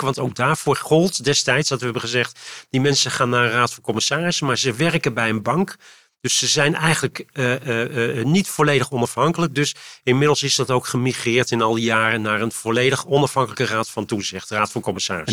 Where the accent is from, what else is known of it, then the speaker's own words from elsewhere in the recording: Utrecht, Netherlands; now in Leusden, Netherlands; in Utrecht ben ik geboren getogen op het Luie End.